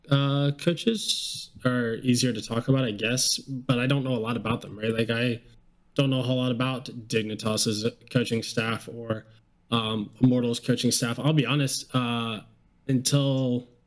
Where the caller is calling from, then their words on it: Lexington, Kentucky, United States; Uh, Lexington, Kentucky. Kentucky.